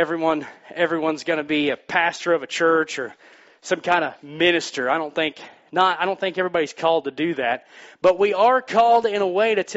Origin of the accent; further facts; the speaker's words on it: Missouri, United States; moved away; I'm from Missouri